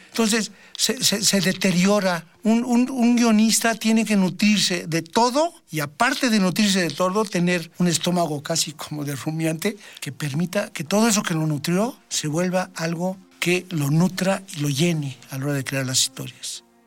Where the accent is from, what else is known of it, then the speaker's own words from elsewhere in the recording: Mexico; en mi país